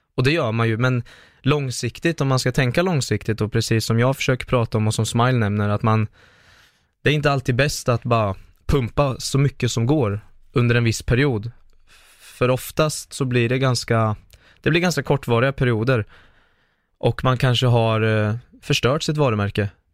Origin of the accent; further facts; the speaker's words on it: Linköping, Östergötland, Sweden; Jag är från Linköping, jag är 26 år nu